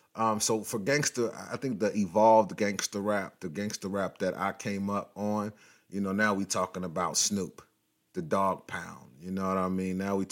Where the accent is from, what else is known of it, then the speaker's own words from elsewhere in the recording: West Coast, United States; when I say gangster rap, and I'm from the West Coast